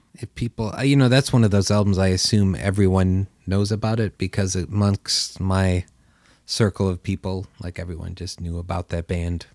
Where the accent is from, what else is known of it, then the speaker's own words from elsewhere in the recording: Carpentersville, Illinois, United States; I grew up in Carpentersville, Illinois